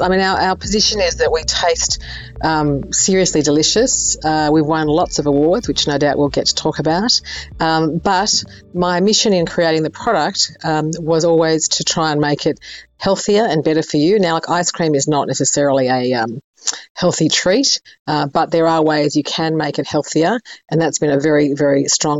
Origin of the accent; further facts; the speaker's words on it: Sydney, New South Wales, Australia; I grew up in Sydney, and they had a very famous gelato shop down there called Guido's.